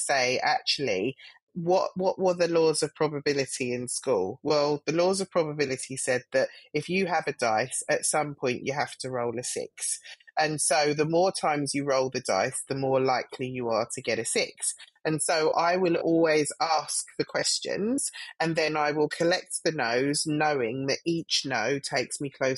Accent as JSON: {"language": "English", "region": "London", "country": "United Kingdom", "tie": "born or raised there", "said": "I'm a Black female that grew up in Southwest London. I'm from Streatham Vale"}